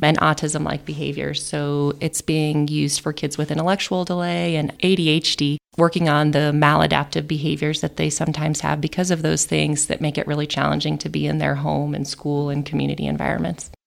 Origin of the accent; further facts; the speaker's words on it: Conifer, Colorado, United States; moved away as an adult; also born or lived in Vermont / Kansas City; now in San Luis Valley, Colorado, United States; I'm originally from Conifer, which is a small town just outside the metro area, metro Denver area.